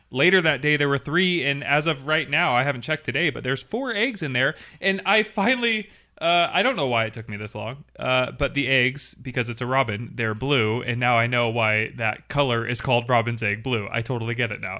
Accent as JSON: {"language": "English", "region": "Washington", "country": "United States", "said": "I am from Washington State"}